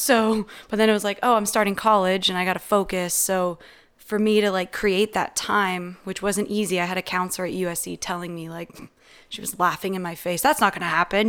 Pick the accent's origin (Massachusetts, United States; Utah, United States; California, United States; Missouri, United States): California, United States; San Mateo County, Bay Area; I'm from San Francisco